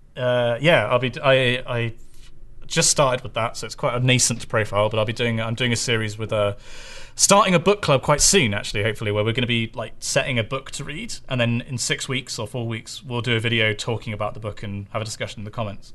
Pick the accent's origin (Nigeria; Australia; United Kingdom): United Kingdom; Bristol, South West England; that's my hometown. Bristol, Bristol is where I'm from